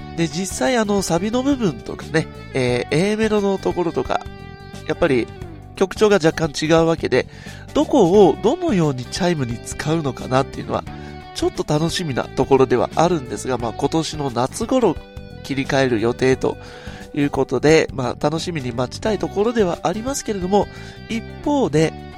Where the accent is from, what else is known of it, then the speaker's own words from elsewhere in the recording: Nagoya, Aichi, Japan; 私の地元名古屋